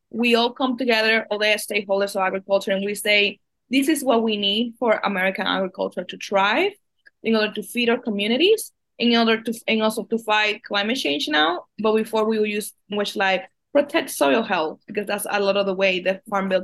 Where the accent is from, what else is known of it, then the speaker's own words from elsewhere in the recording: Dominican Republic; now in United States; I was born and raised in the Dominican Republic in a really agrarian community in the Dominican Republic